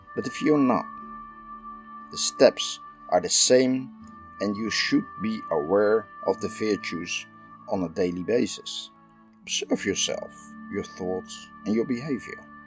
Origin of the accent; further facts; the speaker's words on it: Netherlands; I'm from the Netherlands